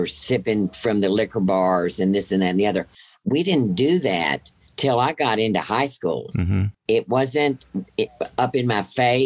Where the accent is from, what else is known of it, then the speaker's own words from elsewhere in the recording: Rosenberg, Texas, United States; I grew up in a town outside of Houston, Rosenberg, Texas